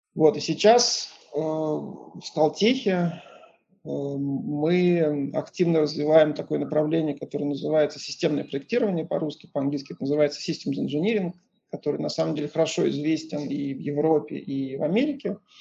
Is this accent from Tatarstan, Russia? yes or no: no; Moscow, Russia; moved away as an adult; also born or lived in Pasadena, United States / Lausanne, Switzerland; я из Москвы, из Москвы. В 94 году я закончил Московский инженерно-физический институт